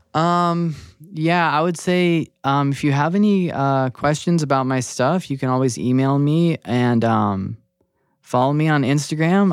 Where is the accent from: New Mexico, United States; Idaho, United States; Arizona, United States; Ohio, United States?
New Mexico, United States; now in Seattle, United States; I'm originally from New Mexico